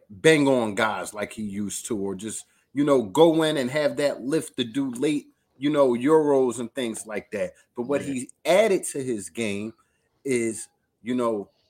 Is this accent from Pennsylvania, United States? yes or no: yes; Philadelphia, Pennsylvania, United States; I'm from North Philly.